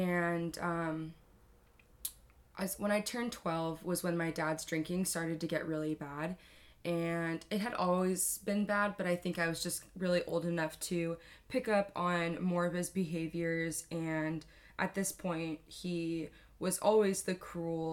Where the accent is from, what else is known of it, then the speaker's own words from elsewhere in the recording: Carlsbad, California, United States; I grew up here in San Diego. I grew up in North County in a beautiful city called Carlsbad, California.